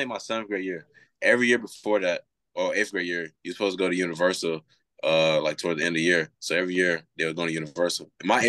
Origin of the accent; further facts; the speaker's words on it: Orlando, Florida, United States; also born or lived in Gainesville, Florida / Fort Lauderdale, Florida; since right after I was born, we moved down there. So I moved from Fort Lauderdale to Orlando when I was five or six, and then lived in Orlando ever since.